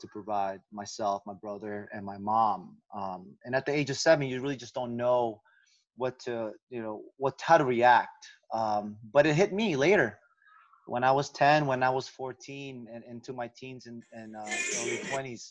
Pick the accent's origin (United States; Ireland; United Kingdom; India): United States; also born or lived in Philippines; I grew up in America since I was 4.